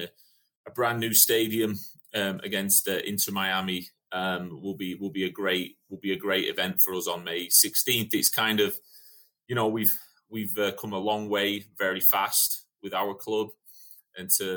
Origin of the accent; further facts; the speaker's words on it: England, United Kingdom; moved away as an adult; also born or lived in Daytona Beach, Florida, United States; now in United States; I'm obviously English, came over and played in the NAIA in the 90s